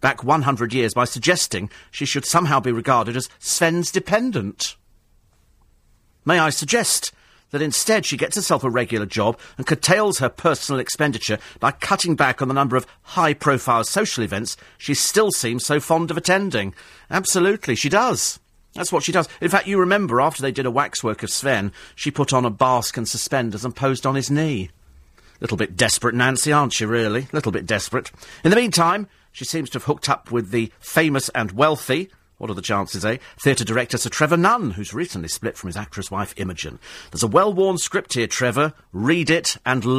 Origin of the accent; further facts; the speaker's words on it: London, United Kingdom; We're in London. We live here